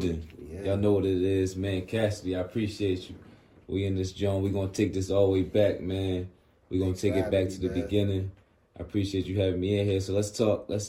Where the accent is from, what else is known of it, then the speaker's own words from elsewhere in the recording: Philadelphia, Pennsylvania, United States; I'm from uptown. I'm from Philly